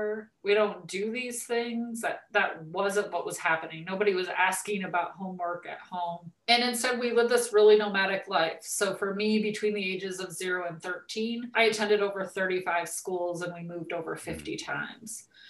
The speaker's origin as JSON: {"language": "English", "region": "California", "country": "United States", "tie": "born or raised there", "also_born_or_lived": "Arizona / Nevada / Utah / Colorado", "said": "So I was born in Southern California. We lived all over Southern California, but we also lived in Arizona and Nevada and Utah and Colorado."}